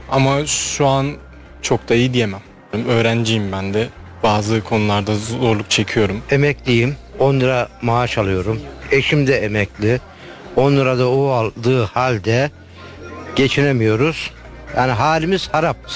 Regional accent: Malatya, Turkey; getir ben Malatyalıyım. Bak yanlış anlama. Ben Malatyalıyım.

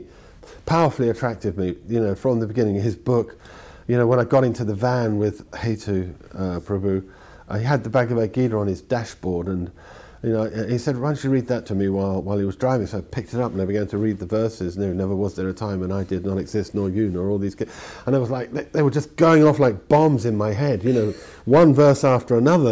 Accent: London, United Kingdom; I was brought up in London

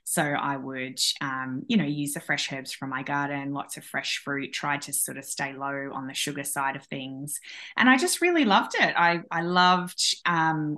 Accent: Australia; I'm from Australia

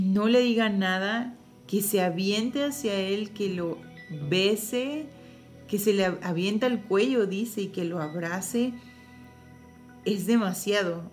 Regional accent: Mexico; Como mamás mexicanas

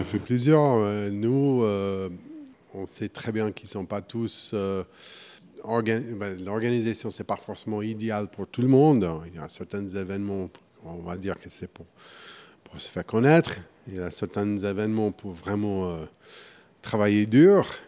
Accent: Wichita, Kansas, United States; French is a second language; moved away as an adult; now in Switzerland; Je suis né au Kansas, Wichita, Kansas. j'ai grandi dans, les, au Kansas

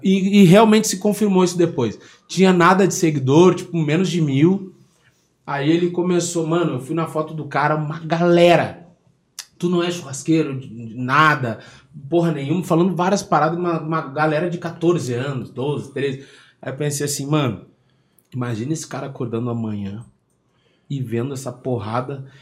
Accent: Porto Alegre, Rio Grande do Sul, Brazil; nascido e criado no Rio Grande do Sul

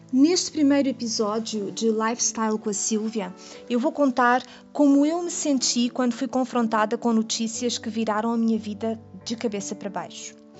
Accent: Portugal; now in Brazil; Eu sou portuguesa e eu moro no Brasil

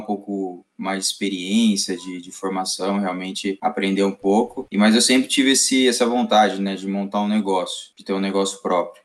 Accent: Campinas, São Paulo, Brazil; sou de Campinas, me formei aqui em Campinas

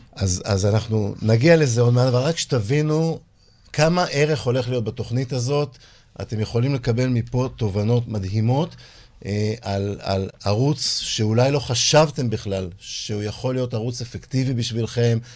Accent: Holon, Tel Aviv District, Israel; אני גדלתי בחולון

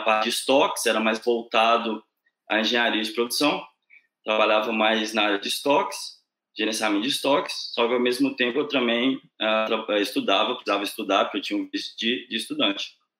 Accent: Sete Lagoas, Minas Gerais, Brazil; moved away as an adult; also born or lived in Viçosa; now in Ireland; eu sou do interior de Minas. Uh, eu nasci em Sete Lagoas, que é uma cidadezinha perto de Belo Horizonte. Eu morei lá até os meus 18 anos

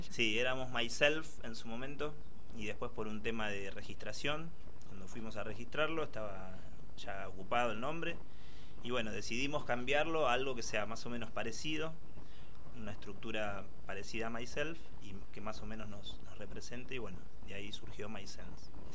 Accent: Florencio Varela, Buenos Aires Province, Argentina; soy de Varela

